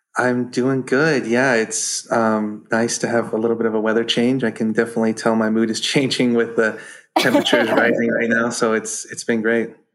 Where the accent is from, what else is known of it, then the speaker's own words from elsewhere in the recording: Bridgeport, California, United States; also born or lived in Mammoth Lakes, California / Coleville, California; now in Topaz, United States; I uh, was born and raised here in Bridgeport